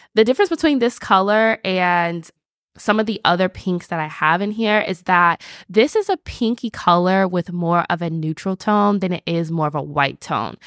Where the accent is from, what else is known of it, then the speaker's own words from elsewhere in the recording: the South, United States; I'm from the South